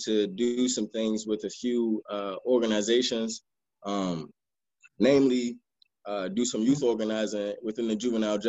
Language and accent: English; Maryland, United States; also born or lived in Washington, D.C.; then moved to Maryland, spent most of my time in Maryland